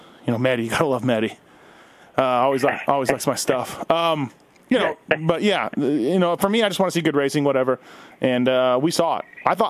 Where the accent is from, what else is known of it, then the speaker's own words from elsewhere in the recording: Canada; now in United States; I'm Canadian, but I've almost lived in America longer, but I'm not a U.S. citizen yet.